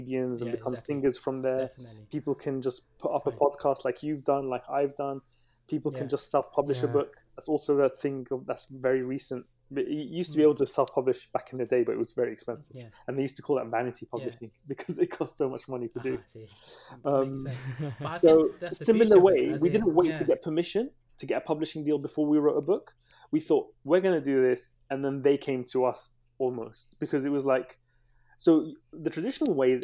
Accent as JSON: {"language": "English", "region": "London", "country": "United Kingdom", "tie": "born or raised there", "also_born_or_lived": "Baghdad, Iraq", "said": "I came to London when I was 3 years old. I was born in Baghdad"}